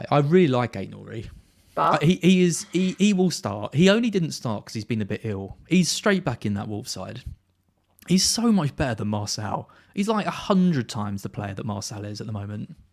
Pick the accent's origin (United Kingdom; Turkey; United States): United Kingdom; Brentwood, East of England; now in Hertfordshire, United Kingdom; Uh, I'm from Brentwood originally.